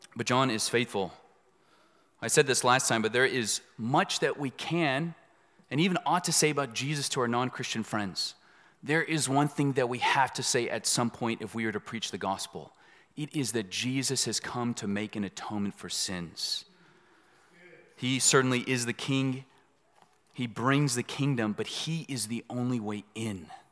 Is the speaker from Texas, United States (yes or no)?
yes; Dallas, Texas, United States; also born or lived in East Los Angeles, California; I was born in East L A. I grew up in Dallas